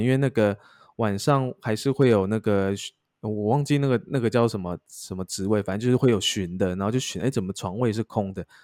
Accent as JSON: {"language": "Chinese", "region": "Taichung", "country": "Taiwan", "said": "我是海军嘛，然后而且因为海军又比较衰，因为我是台中人"}